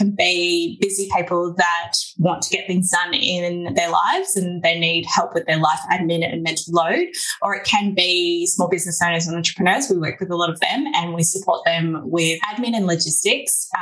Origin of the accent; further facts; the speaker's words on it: Australia; accent: Aussie; also born or lived in Melbourne, Australia; my Aussie accent